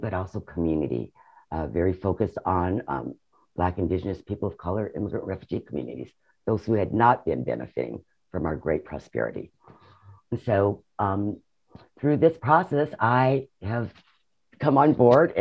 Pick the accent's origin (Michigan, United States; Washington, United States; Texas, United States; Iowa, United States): Washington, United States; Seattle; I'm one of the original born and raised in Seattle folks